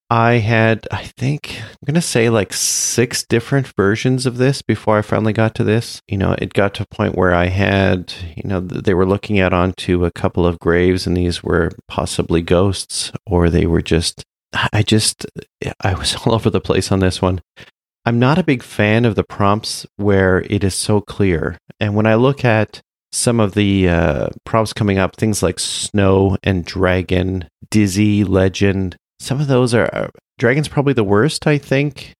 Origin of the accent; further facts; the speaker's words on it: Canada; I'm Canadian